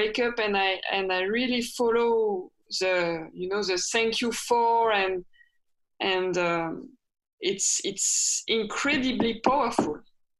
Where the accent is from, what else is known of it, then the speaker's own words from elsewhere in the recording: France; accent: French; English is a second language; I really have a French accent. And I will never lose it, I think.